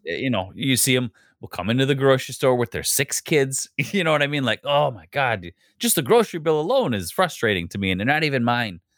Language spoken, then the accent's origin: English; Wisconsin, United States; I'm from the Midwest